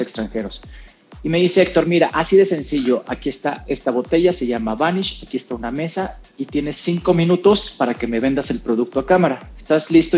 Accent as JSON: {"language": "Spanish", "country": "Mexico", "tie": "born or raised there", "also_born_or_lived": "San José, Costa Rica / San Luis Potosí, Mexico", "lives_now": "Mexico City, Mexico", "said": "yo nací en San José, en San José de Costa Rica, y desde muy chavo llegué a, México"}